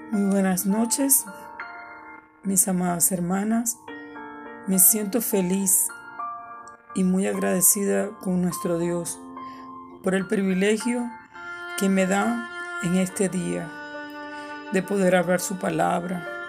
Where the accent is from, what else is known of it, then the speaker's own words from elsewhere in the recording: Venezuela; moved away as an adult; now in San Antonio, United States; Soy venezolana, pero por la misericordia de nuestro Señor Jesucristo, vivo acá en San Antonio, Texas, desde hace cuatro años